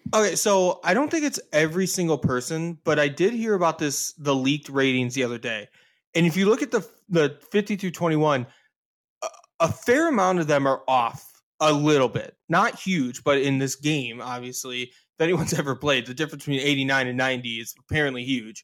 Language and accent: English; United States; we're American hockey fans